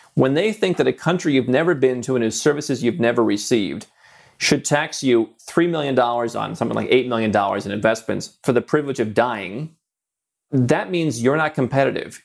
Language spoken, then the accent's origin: English; United States; moved away; as an American when I was a U S citizen